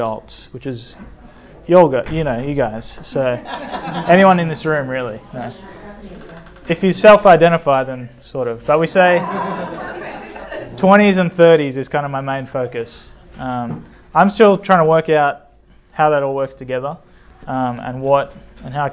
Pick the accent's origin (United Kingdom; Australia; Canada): Australia; moved away as an adult; also born or lived in Sydney, Australia; now in United States; I come from Sydney, Australia, and that's partly true. I grew up in small towns around Australia